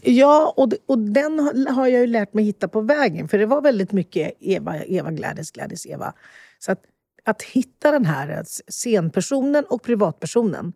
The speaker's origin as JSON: {"language": "Swedish", "country": "Sweden", "tie": "born or raised there", "said": "när vi kom till Sverige som sjuåringar och vi gick i varsin klass"}